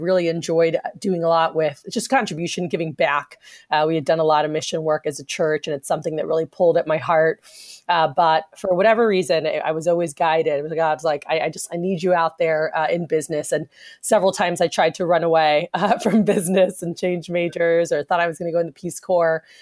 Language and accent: English; South Florida, United States; now in Texas, United States; growing up in South Florida